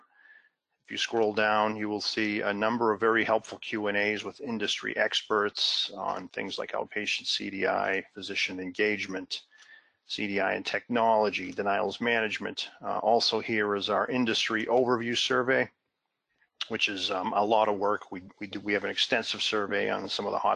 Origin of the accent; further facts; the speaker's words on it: Massachusetts, United States; my home state of Massachusetts